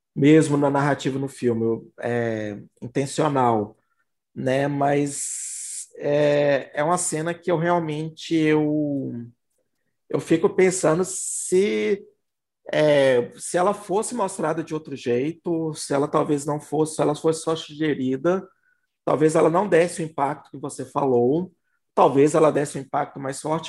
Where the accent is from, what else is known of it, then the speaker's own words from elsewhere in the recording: Belo Horizonte, Minas Gerais, Brazil; BH, gente, eu sou de Belo Horizonte, Minas Gerais, tá? A gente aqui fala, fala BH.